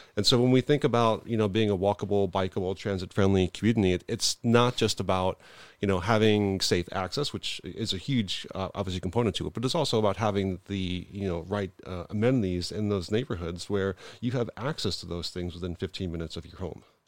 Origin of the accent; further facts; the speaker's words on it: New York, United States; now in Buffalo, United States; I'm originally from New York